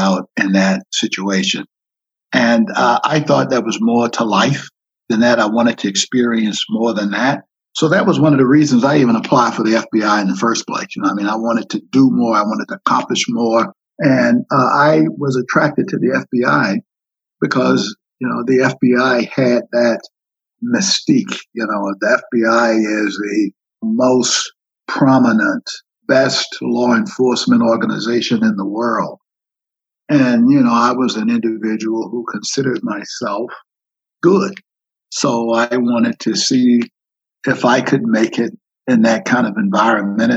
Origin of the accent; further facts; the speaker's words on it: Miami, Florida, United States; moved away as an adult; also born or lived in Washington, D.C.; I grew up in Miami, Florida, attended all segregated high schools